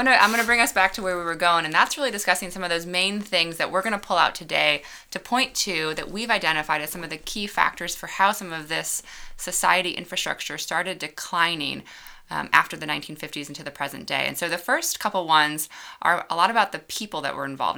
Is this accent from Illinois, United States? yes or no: yes; suburbs of Chicago, Illinois, United States; moved away as an adult; also born or lived in Georgia; I grew up outside of Chicago in the suburbs and moved away to Georgia for college